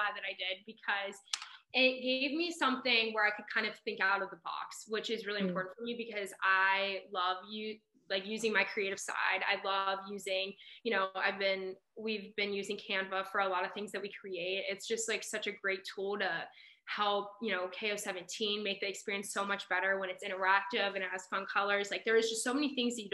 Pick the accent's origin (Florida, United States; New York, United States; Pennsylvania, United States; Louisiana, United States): Pennsylvania, United States; Pittsburgh; I'm from Pittsburgh